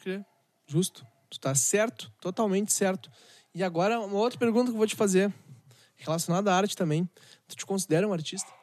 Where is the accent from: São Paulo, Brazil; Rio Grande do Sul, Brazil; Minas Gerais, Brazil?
Rio Grande do Sul, Brazil; Gaúcho; a gente é gaúcho